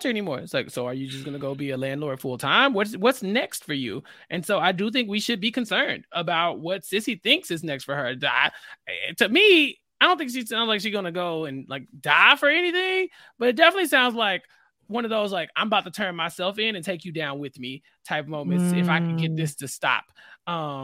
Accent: Texas, United States; I'm from Texas

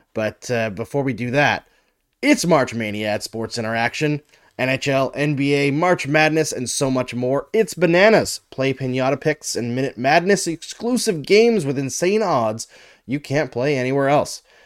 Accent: Saskatchewan, Canada; also born or lived in Alberta; I grew up in Saskatchewan and Alberta.

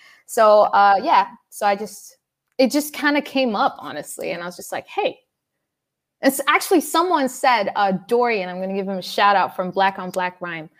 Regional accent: Dubai, United Arab Emirates; also born or lived in Sudan; I'm originally Sudanese and I was born and raised in Dubai.

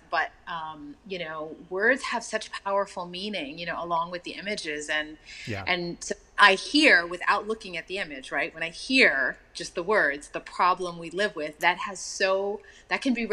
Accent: Texas, United States; And I remember, um, you know, being in that part of the world and growing up in Texas

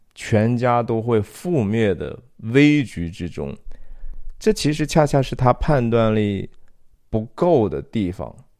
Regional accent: China; 我们中国人讲的

